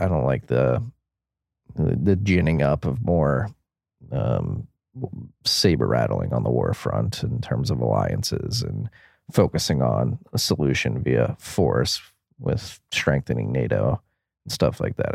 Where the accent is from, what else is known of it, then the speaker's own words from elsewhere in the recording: United States; I am that American